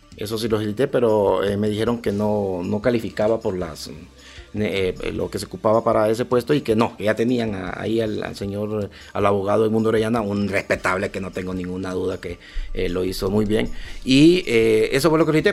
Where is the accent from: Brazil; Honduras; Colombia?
Honduras